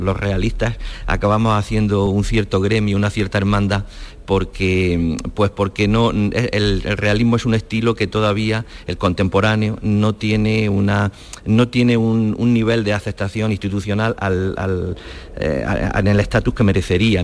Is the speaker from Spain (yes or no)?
yes; Andalusia, Spain; moved away as an adult; also born or lived in Pamplona; yo voluntariamente decidí volverme aquí a mi tierra